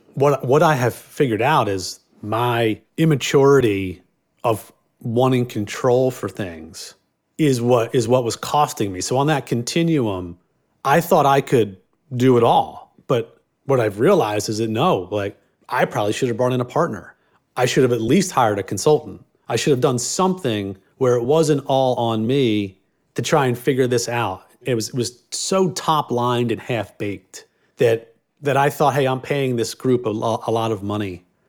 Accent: Philadelphia, Pennsylvania, United States; I grew up in Northeast Philadelphia, all f, cops and firemen

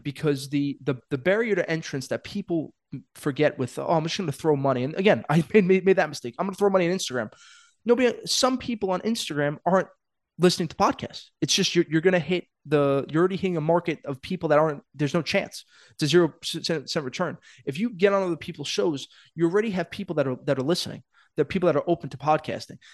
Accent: New York City, New York, United States; I'm a kid from Brooklyn

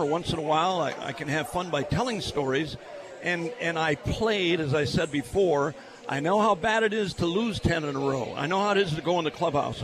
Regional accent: Milwaukee, Wisconsin, United States; I'm born and raised in Milwaukee

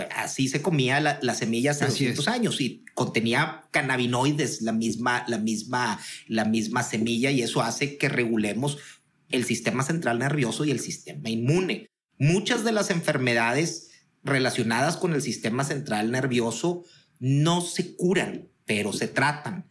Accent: Monterrey, Nuevo León, Mexico; Yo soy eh, empresario regiomontano

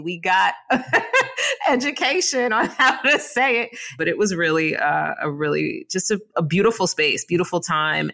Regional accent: Mount Vernon, New York, United States; I grew up in Mount Vernon, New York, better known as Money Urn in Mount Vernon

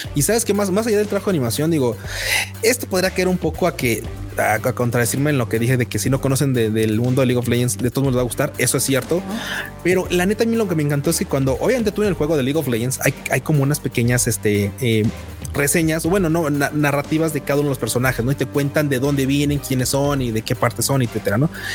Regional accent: Mexico

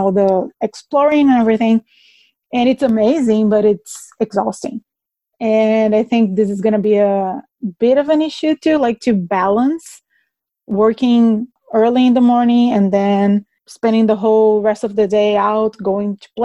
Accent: Recife, Pernambuco, Brazil; moved away as an adult; now in Canada; I was born in Recife, Brazil. Lived there for about 29 years, and then I immigrated to Canada.

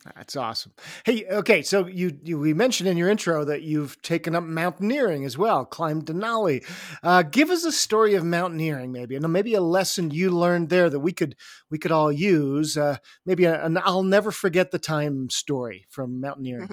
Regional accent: Canada; also born or lived in England; I was born in England and then grew up in Canada

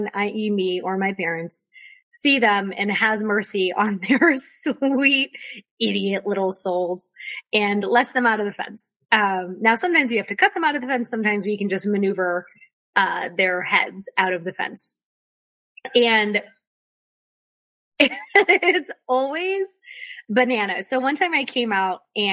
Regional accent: Florida, United States; now in North Carolina, United States; I grew up in Florida

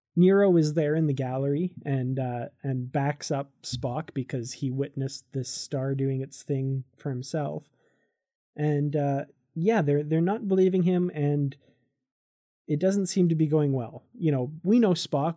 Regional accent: Canada; I'm from Canada

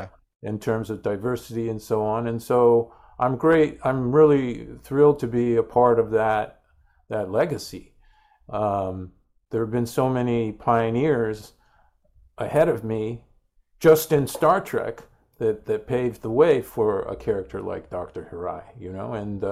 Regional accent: Guelph, Ontario, Canada; also born or lived in Sterling Heights, United States; because when I was a kid growing up in Guelph, Ontario, in Sterling Heights, Michigan, you'd come home from school and there'd be three channels

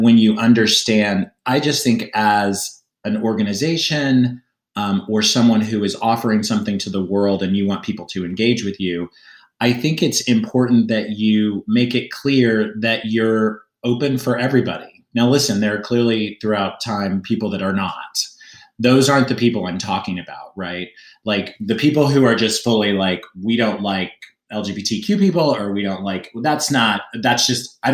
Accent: Oklahoma, United States; now in New York City, United States; I grew up in Oklahoma

